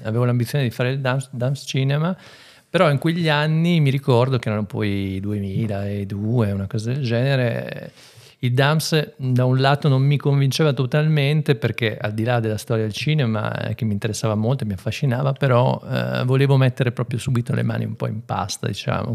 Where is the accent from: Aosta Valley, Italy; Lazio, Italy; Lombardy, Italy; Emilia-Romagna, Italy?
Emilia-Romagna, Italy; San Polo d'Enza; moved away as an adult; also born or lived in Zadina, Cesenatico; now in Reggio Emilia, Italy; vengo dalla provincia, vengo da San Polo Denza però ormai sono 15 anni che abito, sì, più o meno a Reggio Emilia